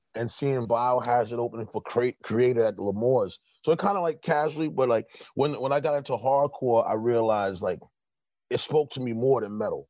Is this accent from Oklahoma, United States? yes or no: no; New York City, New York, United States; also born or lived in the South (family); now in Brooklyn, United States; I'm reporting from Brooklyn, but I'm from Corona, Queens